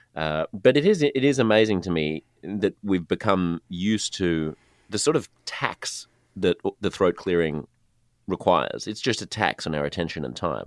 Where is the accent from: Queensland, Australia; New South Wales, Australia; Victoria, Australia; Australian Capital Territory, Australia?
New South Wales, Australia; Sydney; I'm from Sydney, which is the largest city in the most populous state